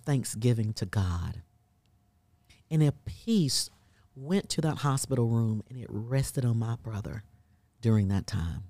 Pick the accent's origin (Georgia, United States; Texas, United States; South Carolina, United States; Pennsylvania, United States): South Carolina, United States; now in Birmingham, Alabama, United States; I'm originally from South Carolina